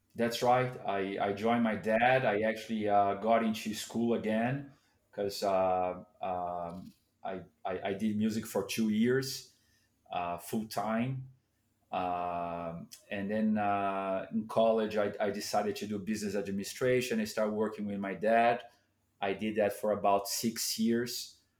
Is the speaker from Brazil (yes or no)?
yes; São Paulo, Brazil; I grew up in Sao Paulo